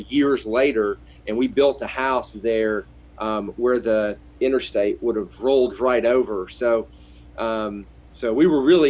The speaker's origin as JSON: {"language": "English", "town": "Memphis", "region": "Tennessee", "country": "United States", "said": "I'm from Memphis."}